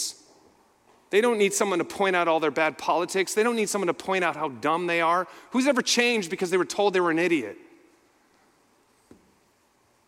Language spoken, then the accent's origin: English; Minneapolis, Minnesota, United States; I'm from Minneapolis, so I was right in the middle of all